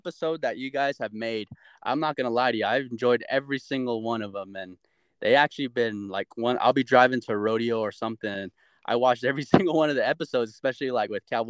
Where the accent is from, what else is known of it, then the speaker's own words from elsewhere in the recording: Albuquerque, New Mexico, United States; I grew up in Albuquerque, so I lived in the hood at one time, like straight in the college town area, and you would hear gunshots at night. And I lived there for like 3 years